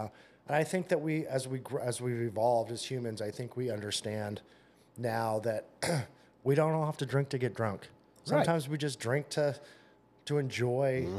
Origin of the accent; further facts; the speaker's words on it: West Coast, California, United States; moved away as an adult; now in Indiana, United States; growing up on the West Coast